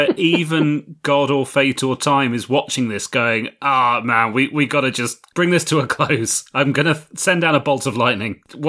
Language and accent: English; United Kingdom; accent: British; My British accent is too plausible though